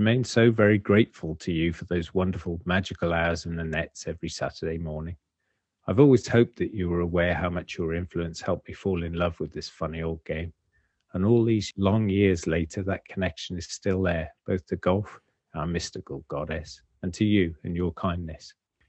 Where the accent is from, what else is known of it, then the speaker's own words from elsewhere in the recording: United Kingdom; but we're British, so we never say that stuff out loud